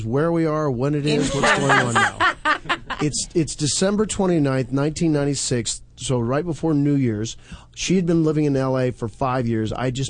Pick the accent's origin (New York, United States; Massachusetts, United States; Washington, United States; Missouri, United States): Missouri, United States; Well, I'm from Missouri.